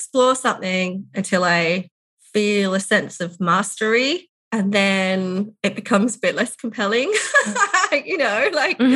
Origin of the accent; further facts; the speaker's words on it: England, United Kingdom; now in Ballarat, Australia; England, where I'm from, to see my parents